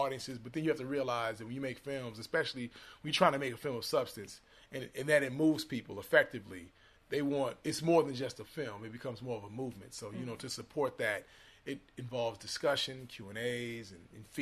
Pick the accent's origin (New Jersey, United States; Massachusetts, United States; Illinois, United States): Illinois, United States; Chicago; now in Los Angeles, United States; I'm in L.A., actually. But I'm from Chicago originally